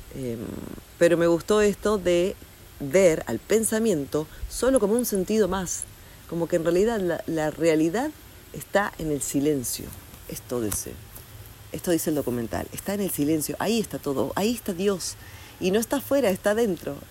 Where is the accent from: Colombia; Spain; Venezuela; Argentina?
Argentina; also born or lived in Mexico; now in Bali, Indonesia; no vivo en Argentina, nací en Argentina